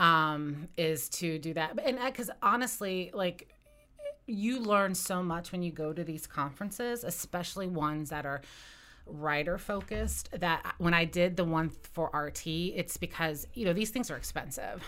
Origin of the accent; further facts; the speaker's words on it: West Virginia, United States; I grew up in West Virginia and I've lived there, um, you know, my entire life